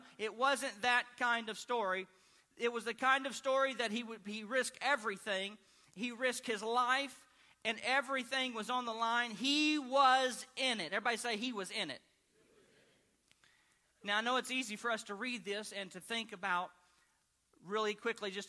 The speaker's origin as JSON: {"language": "English", "region": "Arkansas", "country": "United States", "tie": "born or raised there", "said": "where I grew up in Arkansas"}